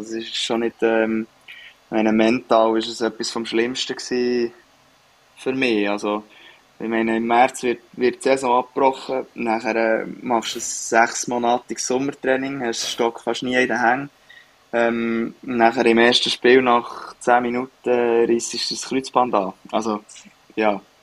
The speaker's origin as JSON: {"language": "German", "country": "Switzerland", "moved": "as an adult", "lives_now": "Sweden", "said": "als Schweizer"}